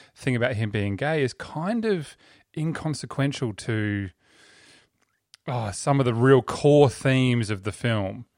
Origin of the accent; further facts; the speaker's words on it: Australia; we're Australians